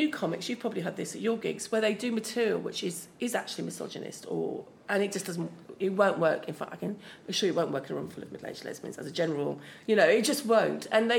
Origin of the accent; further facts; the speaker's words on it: Austria; accent: Viennese and Upper Austrian; English is a second language; My intonation is still Austrian.